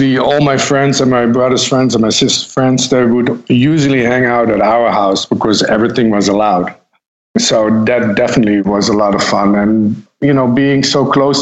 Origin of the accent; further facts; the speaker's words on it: Netherlands; moved away as an adult; now in New York City, United States; I was born in the Netherlands in a small town close to the German border.